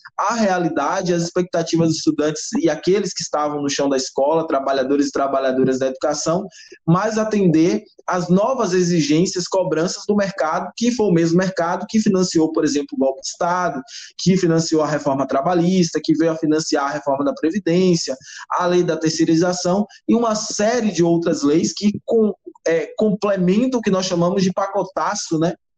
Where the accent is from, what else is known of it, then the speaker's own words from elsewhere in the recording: Bahia, Brazil; also born or lived in Feira de Santana; sou natural da Bahia, morador de Feira de Santana, especificamente